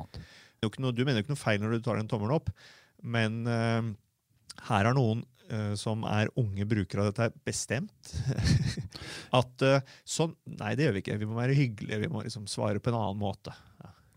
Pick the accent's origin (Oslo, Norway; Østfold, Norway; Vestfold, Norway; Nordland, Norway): Østfold, Norway; Fredrikstad; jeg er øh, født og oppvokst på Selbakk